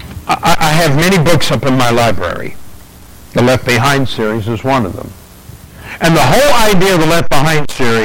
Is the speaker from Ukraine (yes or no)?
no; England, United Kingdom; I'm English